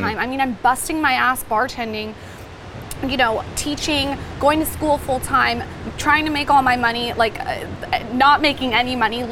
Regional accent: Del Mar, California, United States; we grew up in Del Mar, California, beautiful area

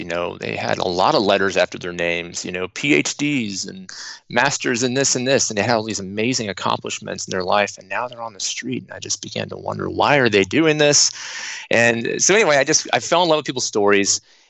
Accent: Austin, Texas, United States; born there; I was born in Austin, Texas

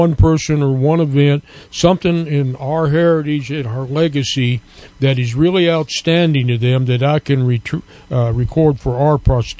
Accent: New Mexico, United States; I'm over from New Mexico way

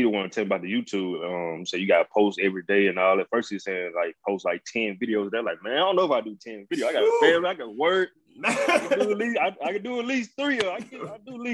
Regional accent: Daphne, Alabama, United States; also born or lived in Mobile, Alabama; I was born in Mobile, and we stayed up for a little bit, shotgun house. My dad, he moved us. He didn't like the area. He wanted us to have a better opportunity, so he moved us from Mobile to Daphne. So, Daphne, majority of life.

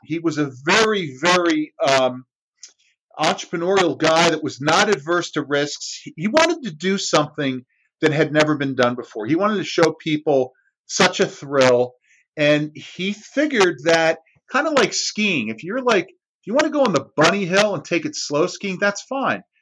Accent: New Jersey, United States; I'm like New Jersey.

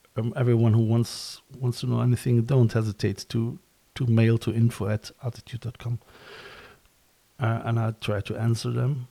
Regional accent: Cologne, North Rhine-Westphalia, Germany; moved away as an adult; now in Ireland; I'm from Cologne as well

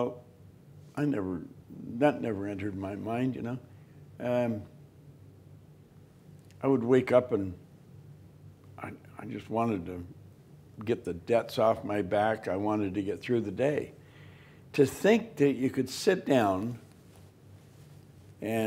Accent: Toronto, Ontario, Canada; I'm from Toronto

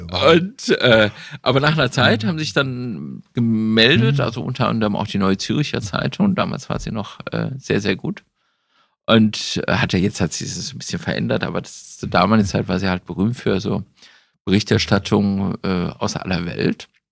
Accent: Düsseldorf, North Rhine-Westphalia, Germany; wir kommen ja beide aus Düsseldorf

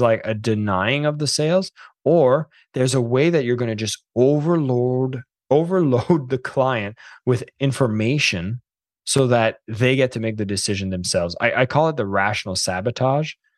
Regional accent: Canada; I'm French Canadian

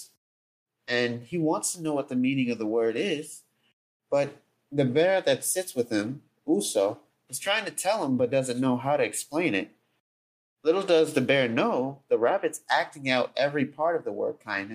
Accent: Jonesboro, Georgia, United States; also born or lived in Atlanta, Georgia; I was born and raised in Jonesboro, which is, again, about 10 to 15 minutes from Atlanta. But I've been in Atlanta my whole life

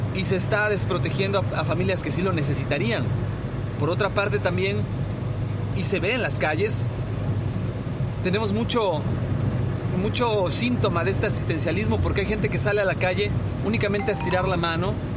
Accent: Mexico; como ciudadanos mexicanos que somos, ya sea que vivamos en el país o en el extranjero

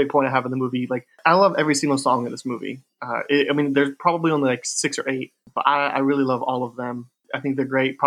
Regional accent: near Chicago, Illinois, United States; I grew up near Chicago.

